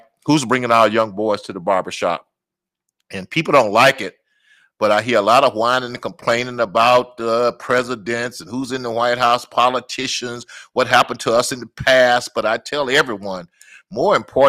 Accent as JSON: {"language": "English", "town": "Natchez", "region": "Mississippi", "country": "United States", "tie": "born or raised there", "moved": "yes", "lives_now": "Minneapolis, United States", "said": "I'm from Natchez, Mississippi"}